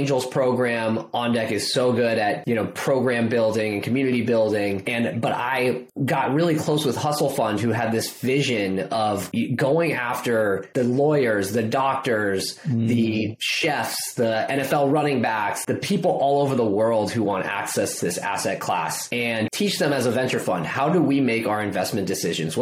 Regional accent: Bay Area, California, United States; I grew up in the Bay Area

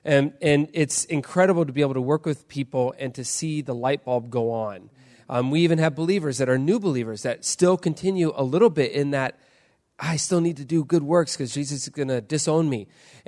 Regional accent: Indonesia; I grew up in Indonesia. I was a missionary kid. I grew up in an island right above Australia.

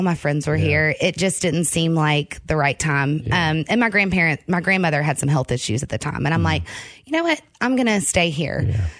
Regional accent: Clarksville, Tennessee, United States; I'm actually born and raised right here in Clarksville.

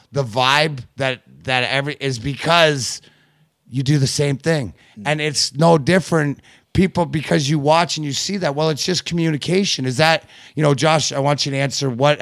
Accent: Canada; I grew up in Canada. I was born in 72.

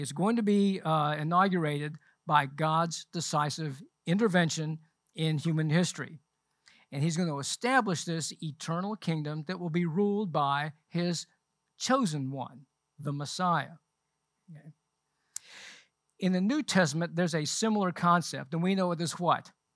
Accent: Charlotte, North Carolina, United States; also born or lived in London, England / Butner, North Carolina / San Antonio, Texas; we moved to Charlotte when I was nine, so I basically grew up here in Charlotte

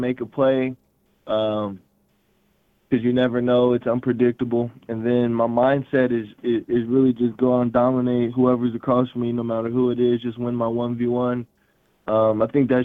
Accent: Portland, Oregon, United States; moved away as an adult; now in Moscow, United States; I'm from Portland, Oregon. I went to Grant High School in Northeast Portland

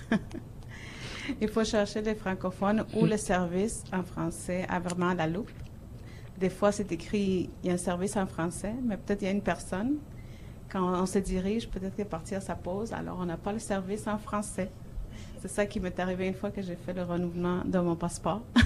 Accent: Peru; also born or lived in Montreal, Canada; now in Toronto, Canada; je suis euh, du Pérou

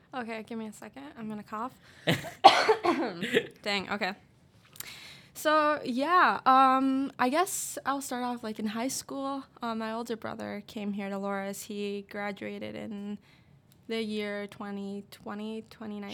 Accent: West Liberty, Iowa, United States; I am from West Liberty, Iowa.

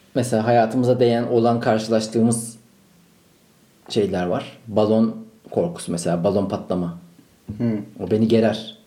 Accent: Ankara, Turkey; Ankaralıyım ben.

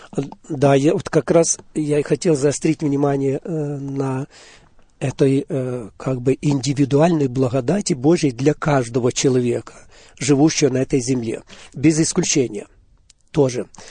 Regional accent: Hadiach, Poltava Oblast, Ukraine; now in Auburn, United States; я сам родился в Полтавской области, город Гадич, сразу в послевоенное время. Жили мы в очень разрушенном городе

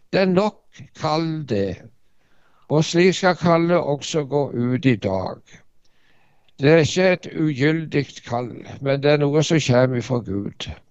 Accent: Varhaug, Rogaland, Norway; also born or lived in Dirdal; now in Ålgård, Norway; Ja, jeg er fra Varhaug. Jeg vokste opp på en bondekar der borte.

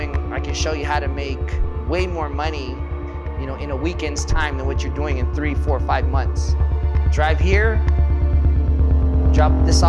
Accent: East Los Angeles, California, United States; I was born and raised in East LA. My father left when I was 4 years old.

